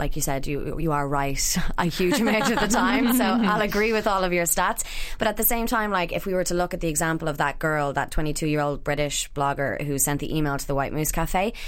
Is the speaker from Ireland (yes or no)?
yes; Ireland